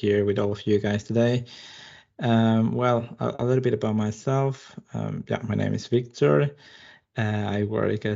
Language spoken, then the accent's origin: English; Peru; moved away as an adult; now in Malmö, Sweden; I'm originally from Peru